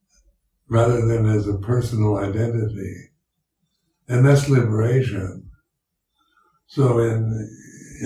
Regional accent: United States; accent: American English; first language English; my native tongue is English, and American English, and it's, I learned to speak it when I was growing up

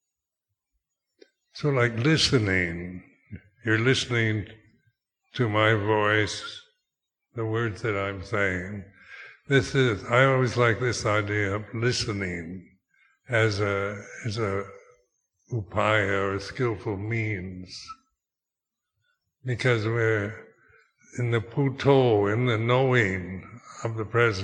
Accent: United States; moved away as an adult; also born or lived in Thailand; being American

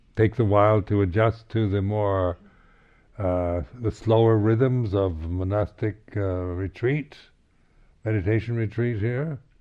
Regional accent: United States; being American

